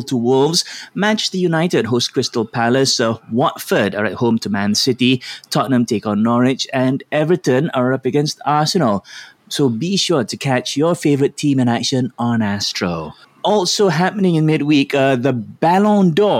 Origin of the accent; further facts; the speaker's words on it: Malaysia; we Malaysians